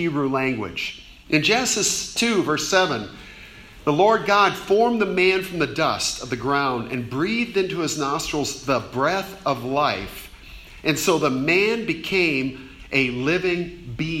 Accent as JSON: {"language": "English", "town": "Fort Lauderdale", "region": "Florida", "country": "United States", "tie": "born or raised there", "also_born_or_lived": "New Orleans / Gainesville, Florida", "moved": "as an adult", "said": "I grew up in Fort Lauderdale, Florida."}